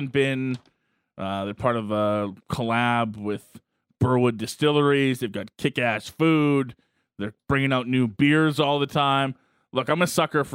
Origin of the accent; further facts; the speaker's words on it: Alberta, Canada; I am from Alberta